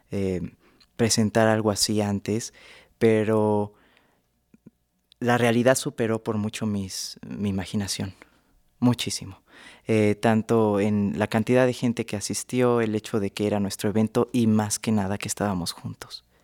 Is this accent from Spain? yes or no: no; Mexico City, Mexico; tengo 28 años, soy de la Ciudad de México.